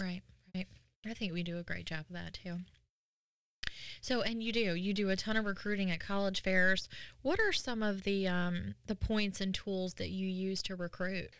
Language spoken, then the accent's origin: English; New York, United States; now in North Carolina, United States; I'm from New York originally, and we didn't have, like, college rivalries